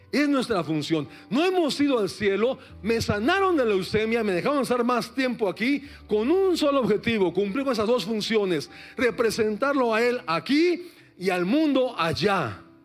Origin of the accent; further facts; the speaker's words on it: Mexico City, Mexico; soy de la Ciudad de México